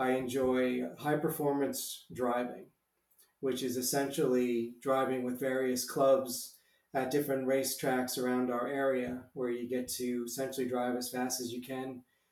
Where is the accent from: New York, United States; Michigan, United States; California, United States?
New York, United States; Long Island; moved away as an adult; also born or lived in Pennsylvania / Rome; I actually grew up in Long Island, New York